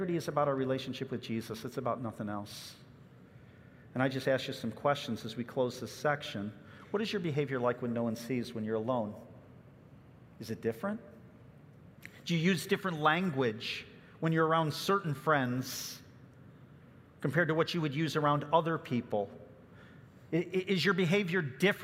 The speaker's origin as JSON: {"language": "English", "area": "Chicago suburbs", "region": "Illinois", "country": "United States", "tie": "born or raised there", "said": "I remember growing up in the Chicago suburbs"}